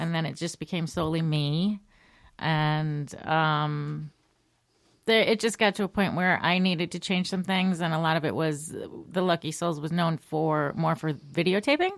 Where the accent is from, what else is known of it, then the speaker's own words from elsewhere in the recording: Shelton, Connecticut, United States; I am born and raised Connecticut, a little town called Shelton in the Naugatuck Valley.